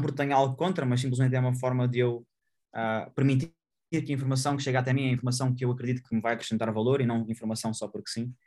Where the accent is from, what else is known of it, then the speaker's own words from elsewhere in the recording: Portugal; eu sou grato ao local onde eu nasci, ao, país onde eu resido